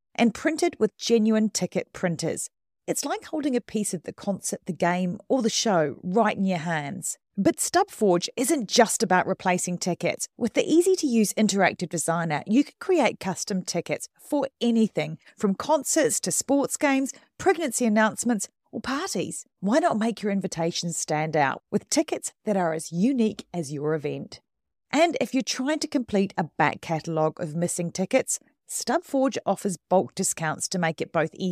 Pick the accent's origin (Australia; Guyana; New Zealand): New Zealand; I am a Kiwi.